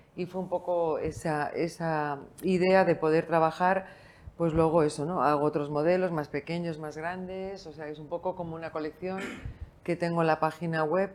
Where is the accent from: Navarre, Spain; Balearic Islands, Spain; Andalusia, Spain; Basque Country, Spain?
Basque Country, Spain; San Sebastián; moved away as an adult; also born or lived in Bilbao; now in Lugo, Spain; aunque soy vasca, nacida en San Sebastián, estudié en Bilbao biología